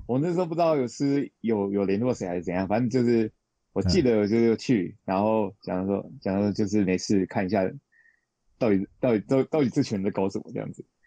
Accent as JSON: {"language": "Chinese", "town": "Taipei", "country": "Taiwan", "tie": "born or raised there", "moved": "as an adult", "lives_now": "Japan", "said": "我出生在台北"}